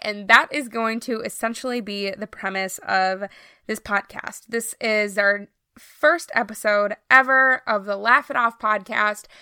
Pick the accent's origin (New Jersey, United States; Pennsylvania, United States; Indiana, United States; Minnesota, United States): Minnesota, United States; I am from Minnesota, born and raised, have always lived here